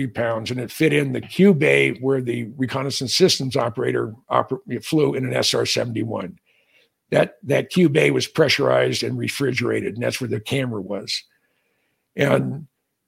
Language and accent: English; Bay Area, California, United States; moved away as an adult; also born or lived in Los Altos, California / Hawaii / Minnesota; now in Oro Valley, United States; I was born and raised in the Bay Area. I'm a class of 1963 of Los Altos High School, right in the heart of Silicon Valley